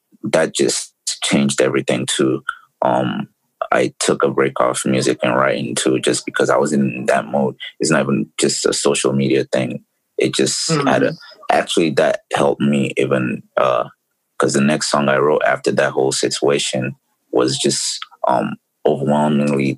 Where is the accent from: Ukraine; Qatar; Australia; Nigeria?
Nigeria; Lagos; moved away as an adult; now in United States; I grew up in Lagos